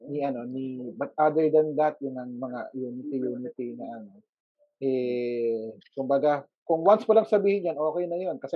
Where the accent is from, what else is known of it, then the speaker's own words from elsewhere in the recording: Davao City, Davao Region, Philippines; for us sa Davao